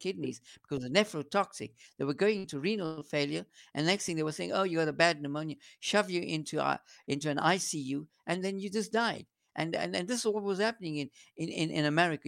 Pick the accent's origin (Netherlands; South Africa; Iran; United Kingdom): South Africa; I'm a South African homegrown boy